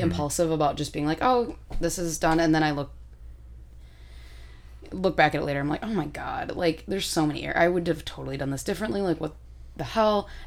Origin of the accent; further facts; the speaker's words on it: United Kingdom; that was it's me like being British, like, uh...